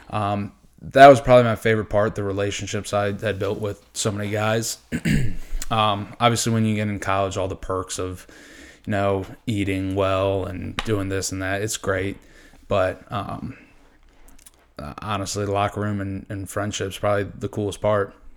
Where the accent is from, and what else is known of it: Hanover County, Virginia, United States; born or raised there